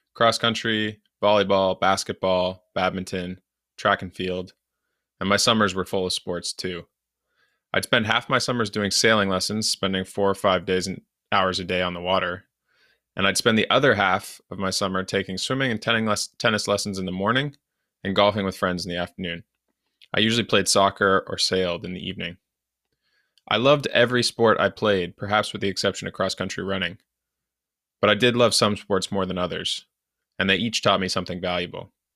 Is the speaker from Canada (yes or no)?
yes; Canada; as a Canadian, hockey was my main winter sport